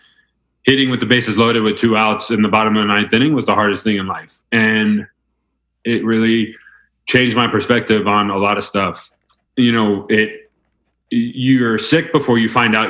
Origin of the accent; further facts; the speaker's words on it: Mamaroneck, New York, United States; moved away as an adult; also born or lived in Notre Dame / Elon University; I was born in Westchester, New York, just outside New York City. Grew up there in Mamaroneck, went to Mamaroneck High School.